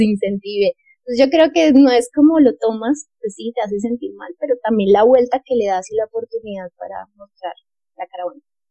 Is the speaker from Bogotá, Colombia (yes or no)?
yes; Bogotá, Colombia; also born or lived in Italy; yo soy bogotana, yo nací en Bogotá en el año 1988